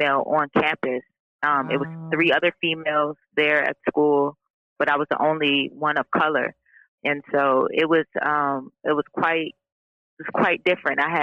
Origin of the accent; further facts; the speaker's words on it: Virginia Beach, Virginia, United States; moved away as an adult; also born or lived in Detroit, Michigan; now in Los Angeles, United States; I spent most of my life in Virginia. I went to high school at Green Run